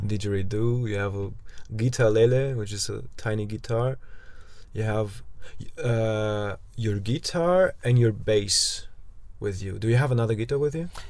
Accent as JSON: {"language": "English", "country": "Germany"}